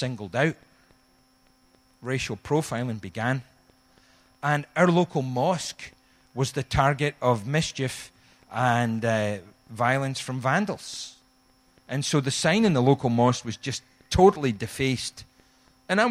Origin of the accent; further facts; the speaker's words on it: Scotland, United Kingdom; moved away; also born or lived in Glasgow; we're Scottish